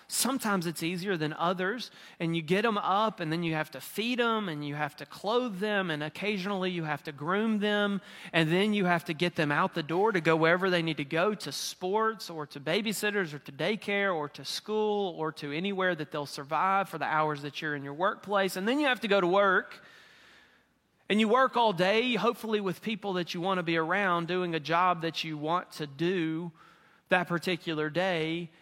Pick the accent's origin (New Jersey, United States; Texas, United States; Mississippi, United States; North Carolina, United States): Mississippi, United States; moved away; I'm from Mississippi.